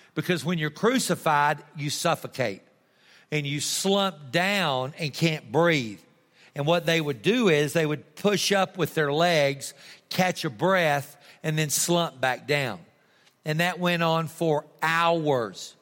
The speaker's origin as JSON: {"language": "English", "region": "Texas", "country": "United States", "said": "I'm a Texan."}